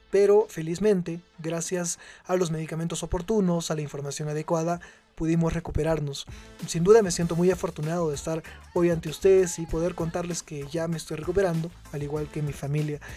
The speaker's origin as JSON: {"language": "Spanish", "region": "Cusco", "country": "Peru", "said": "nosotros como cusqueños"}